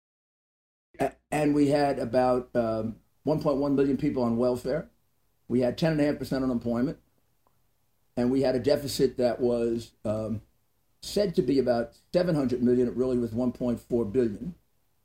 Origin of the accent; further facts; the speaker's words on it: New York City, New York, United States; also born or lived in Garden City, Long Island / North Belmore, Long Island; growing up in Brooklyn